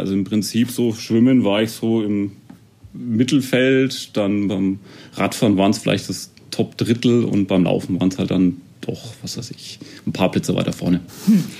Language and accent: German; Erlangen, Bavaria, Germany; Also ich komme ursprünglich auch aus Erlangen. Ich wohne eigentlich schon immer in Tennenlohe